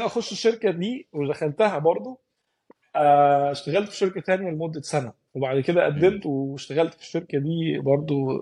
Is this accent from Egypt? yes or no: yes; Egypt; now in Dubai, United Arab Emirates; احنا كمصريين